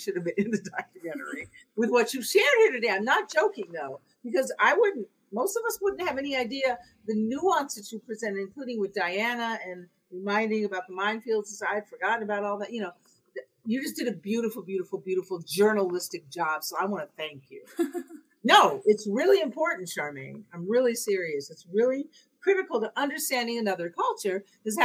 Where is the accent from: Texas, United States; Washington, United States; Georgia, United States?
Washington, United States; Seattle; I'm from Seattle